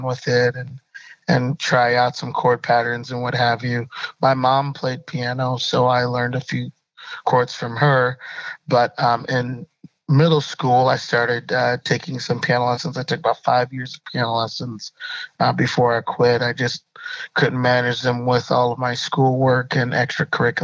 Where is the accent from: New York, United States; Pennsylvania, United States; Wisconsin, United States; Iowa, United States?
Wisconsin, United States; Madison; was born in Madison, Wisconsin.